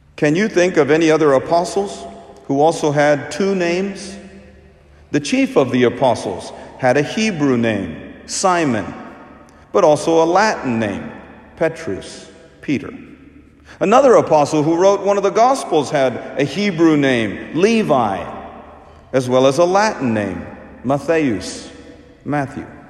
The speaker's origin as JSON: {"language": "English", "country": "India", "moved": "yes", "said": "my home country. So, we Indians"}